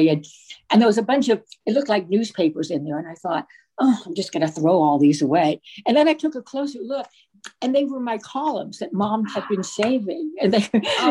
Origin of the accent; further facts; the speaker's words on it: Virginia, United States; I grew up in Virginia, but my family was from New York